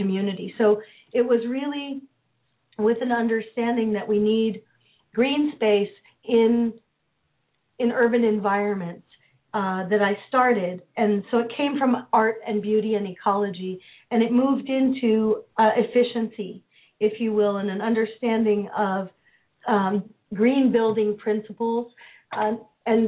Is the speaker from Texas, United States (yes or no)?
no; San Francisco, California, United States; moved away; also born or lived in Philadelphia; I grew up in the Haight-Ashbury in San Francisco in the 60s and 70s